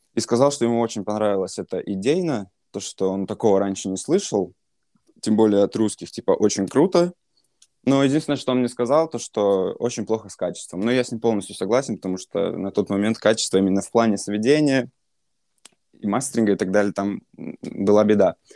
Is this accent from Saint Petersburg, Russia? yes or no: yes; Saint Petersburg, Russia; я сам из Питера